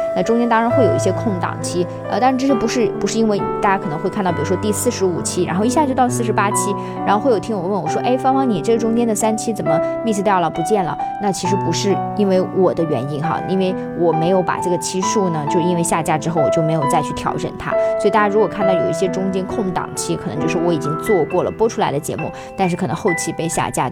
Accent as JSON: {"language": "Chinese", "region": "Xinjiang", "country": "China", "moved": "yes", "lives_now": "Hong Kong, China", "said": "我是来自于新疆，那么我生活在香港"}